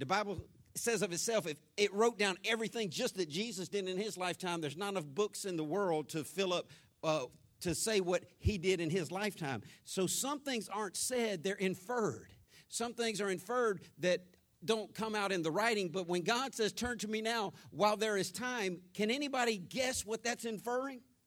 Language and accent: English; Jacksonville, Florida, United States; growing up in Florida, North Florida, Jacksonville, born, raised on the west side of Jacksonville